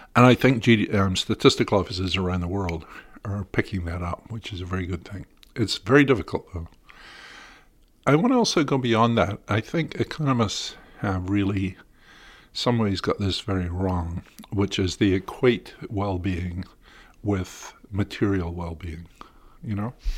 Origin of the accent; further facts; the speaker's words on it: United Kingdom; moved away as an adult; now in United States; I grew up in Britain until, you know, the mid-eighties